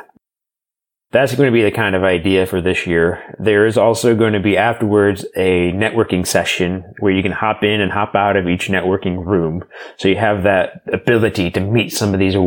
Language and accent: English; St. Louis, Missouri, United States; now in Boston, United States; I'm from the St. Louis area, a big Rust Belt city